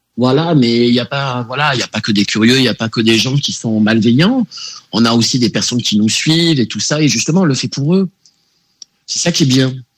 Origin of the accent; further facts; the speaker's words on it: Marseille, Provence-Alpes-Côte d'Azur, France; je suis né à Marseille